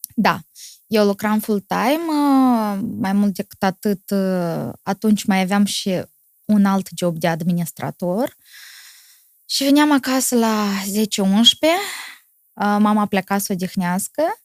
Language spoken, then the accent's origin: Romanian; Moldova; sunt moldovean